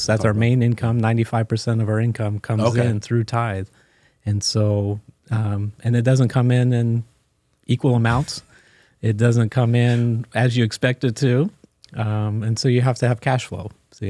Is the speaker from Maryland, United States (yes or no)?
yes; Maryland, United States; I grew up in Maryland, Washington, D.C. area. So lived there my first 30 years, and my family is not one that moves.